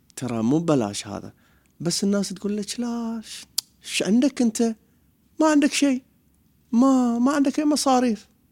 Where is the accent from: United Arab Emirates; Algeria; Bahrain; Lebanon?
Bahrain; انا حلاق بحريني